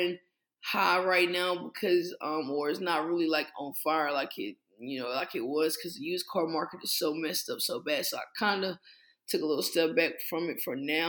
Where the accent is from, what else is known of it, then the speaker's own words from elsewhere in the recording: Henderson, North Carolina, United States; I'm from Henderson